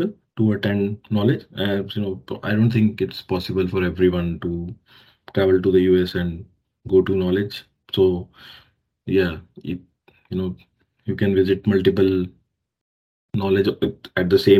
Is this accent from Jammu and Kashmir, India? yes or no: no; Delhi, India; moved away as an adult; also born or lived in Jalandhar, Punjab, India; now in Australia; I was born in Delhi, India. And I did my, you know, all my schooling. So my graduation from Punjab, Jalandhar, Punjab